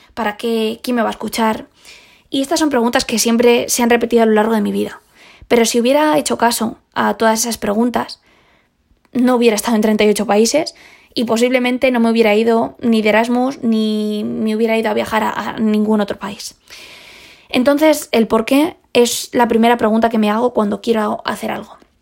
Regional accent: Spain; Esa fue la primera vez que salí sola de, de España

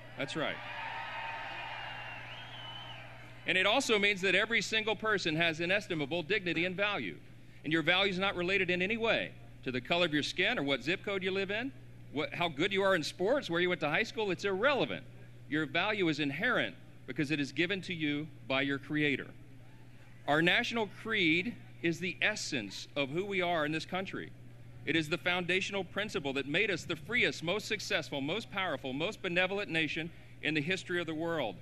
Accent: Louisiana, United States; That's my home state

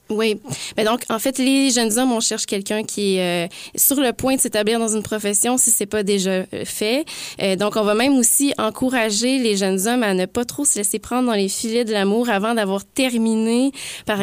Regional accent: Sainte-Mélanie, Quebec, Canada; les Telliers sont originaires de Sainte-Mélanie, mon village natal

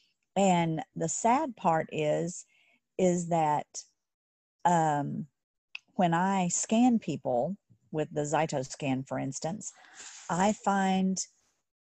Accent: Texas, United States; I grew up in Texas.

